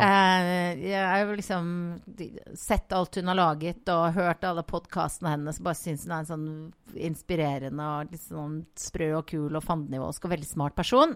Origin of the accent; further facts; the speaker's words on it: Voss, Vestland, Norway; moved away as an adult; also born or lived in Oslo; now in Bergen, Norway; jeg vokste opp på Voss